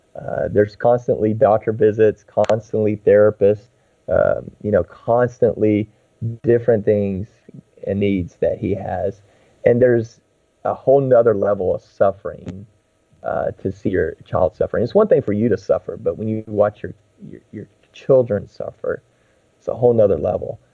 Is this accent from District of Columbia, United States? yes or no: no; Texas, United States; I grew up in Texas